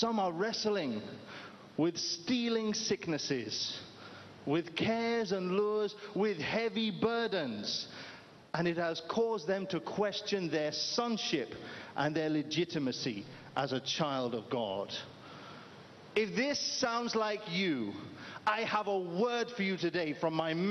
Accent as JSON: {"language": "English", "country": "United Kingdom", "moved": "yes", "said": "I'm originally from the United Kingdom"}